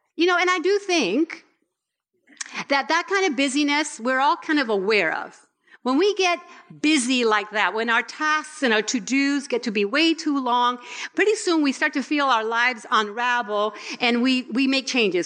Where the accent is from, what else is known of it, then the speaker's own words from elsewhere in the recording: Puerto Rico; I was born in Puerto Rico.